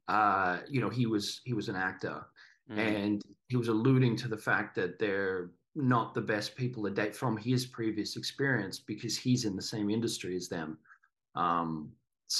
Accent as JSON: {"language": "English", "town": "Sydney", "region": "New South Wales", "country": "Australia", "tie": "born or raised there", "also_born_or_lived": "Mudgee, Australia", "moved": "as an adult", "lives_now": "Los Angeles, United States", "said": "I grew up in Sydney"}